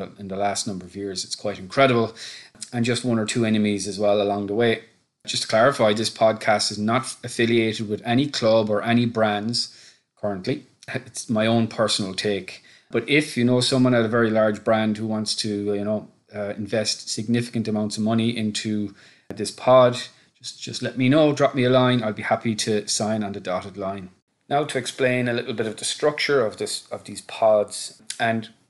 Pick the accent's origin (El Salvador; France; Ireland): Ireland; Cork, Munster; now in Dublin, Ireland; I'm from Cork originally, living in Dublin in Ireland